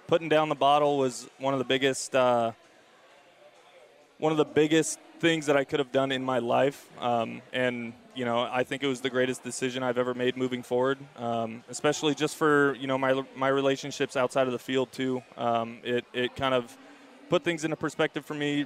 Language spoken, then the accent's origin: English; Bay Area, California, United States; Growing up in the Bay Area, being an Oakland A's fan myself, and going to Cal